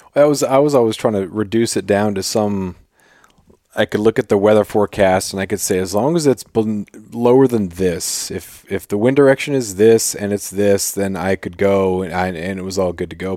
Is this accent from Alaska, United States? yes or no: yes; Prince of Wales Island, Alaska, United States; now in Ketchikan, United States; I grew up on Prince of Wales